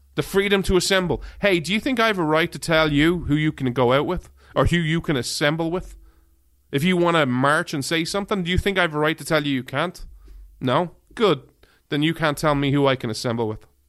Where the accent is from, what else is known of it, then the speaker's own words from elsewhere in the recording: Ireland; now in United States; being an outsider, an Irishman.